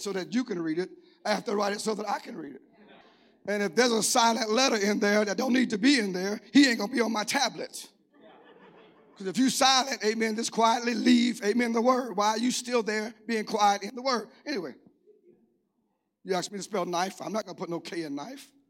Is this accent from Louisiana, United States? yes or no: yes; Cajun, Louisiana, United States; I'm Cajun